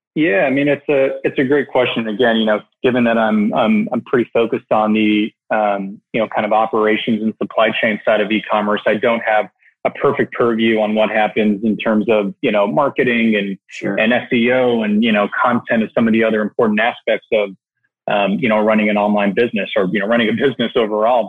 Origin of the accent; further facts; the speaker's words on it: Canada; moved away as an adult; now in New York City, United States; I was born and raised in Canada